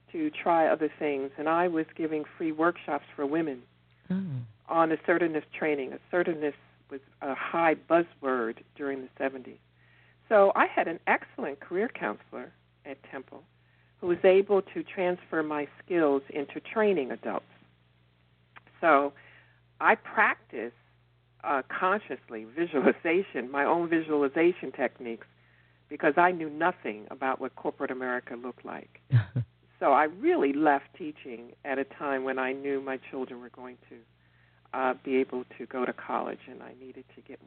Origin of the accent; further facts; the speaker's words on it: New York City, New York, United States; also born or lived in Long Island; I was born and raised in the Bronx